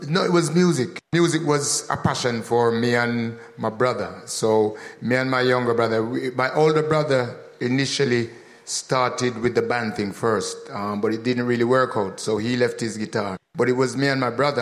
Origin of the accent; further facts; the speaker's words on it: Birmingham, West Midlands, United Kingdom; also born or lived in Jamaica; growing up in Birmingham